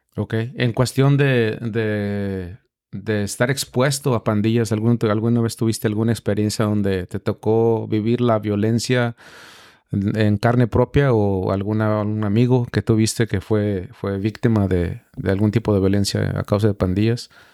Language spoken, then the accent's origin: Spanish; Mexico; now in United States; yo soy mexicano